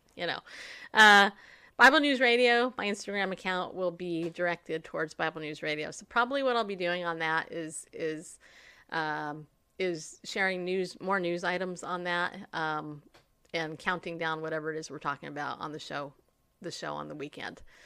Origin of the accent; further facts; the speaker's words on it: United States; as American Christians